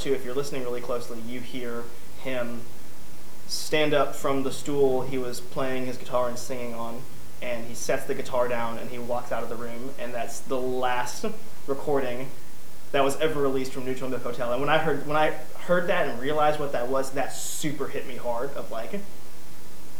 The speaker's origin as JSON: {"language": "English", "town": "Louisville", "region": "Kentucky", "country": "United States", "said": "Louisville, where I'm from"}